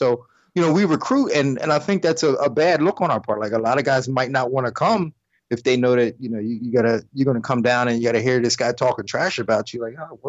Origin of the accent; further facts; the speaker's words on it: Delaware, United States; also born or lived in Port Saint Lucie, Florida; now in Florida, United States; I'm natively from Delaware.